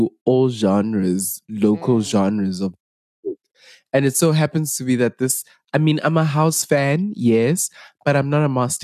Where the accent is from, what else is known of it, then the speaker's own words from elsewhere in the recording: South Africa; we are the real Makoi South Africans.